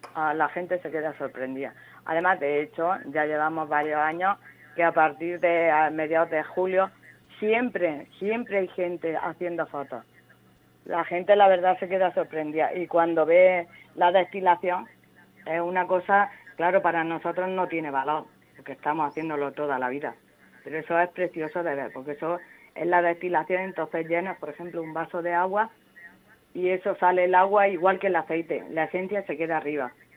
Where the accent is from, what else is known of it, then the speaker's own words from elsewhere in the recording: Sáez, Region of Murcia, Spain; yo realmente soy de Saez, que están las famosas cuevas de Saez